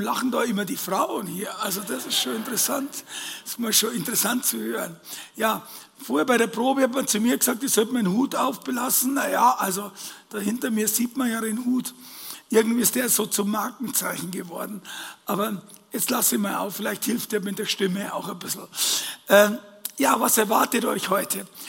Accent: Bavaria, Germany; als Bayer

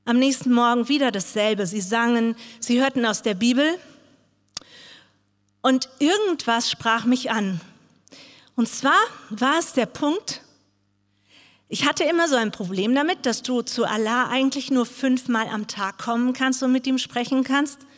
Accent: Bangladesh; now in Germany; Ich komme aus Bangladesch. Dort bin ich aufgewachsen. Ich wurde in eine riesengroße Familie geboren.

